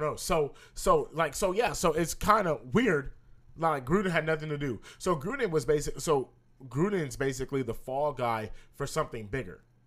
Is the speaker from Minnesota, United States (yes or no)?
no; California, United States; we're from California